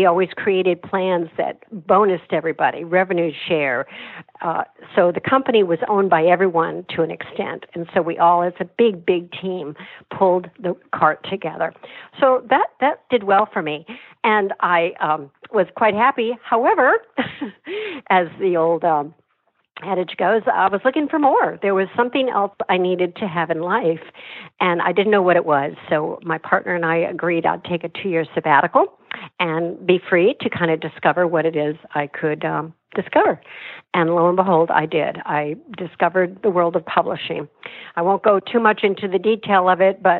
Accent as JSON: {"language": "English", "town": "Miami", "region": "Florida", "country": "United States", "tie": "born or raised there", "said": "I grew up in Miami, and sadly, our family was not in a good place"}